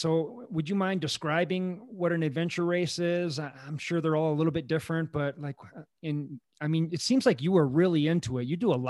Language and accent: English; Wisconsin, United States; moved away; I'm from Wisconsin.